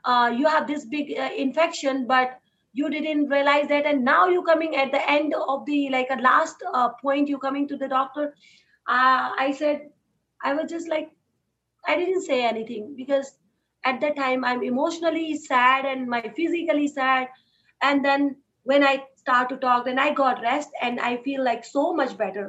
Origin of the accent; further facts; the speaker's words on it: Uttarakhand, India; moved away as an adult; also born or lived in Delhi / Rishikesh; So I born in that family in Uttarakhand. It's a part state in India.